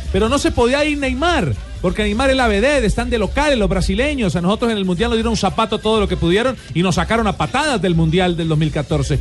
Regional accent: Colombia; Yo soy colombiano

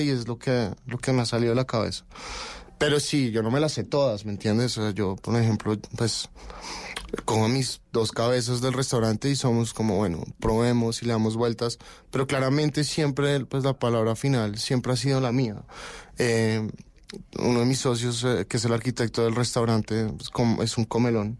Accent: Colombia; moved away as an adult; also born or lived in Barcelona, Spain / France / Denmark; Soy colombiano

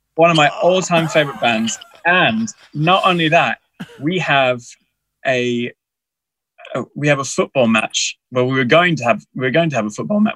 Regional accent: Texas, United States; moved away; I grew up in in Texas in America

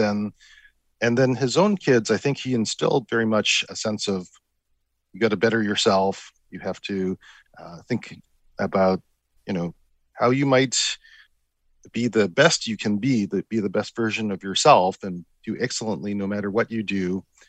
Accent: Vancouver, British Columbia, Canada; As I mentioned, I grew up in Vancouver, so I certainly benefited from the positive regard that my family had for the United States.

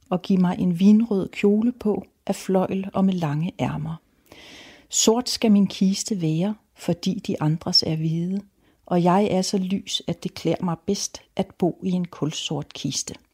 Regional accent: Rødby, Zealand, Denmark; Jeg voksede op i Rødby. Og jeg var også et nøglebarn, men jeg havde ikke en nøgle om halsen

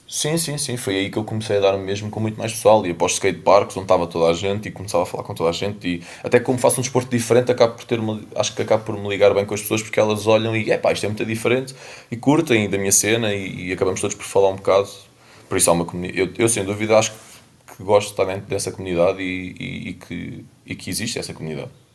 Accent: Lisbon, Portugal; sou de Lisboa

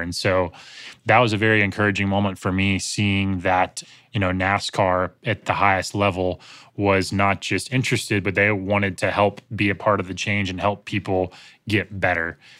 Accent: Greensboro, North Carolina, United States; Greensboro, North Carolina, which is my hometown

